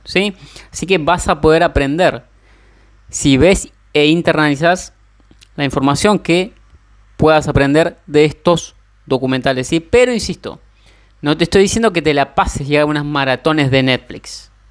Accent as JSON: {"language": "Spanish", "country": "Argentina", "said": "soy argentino"}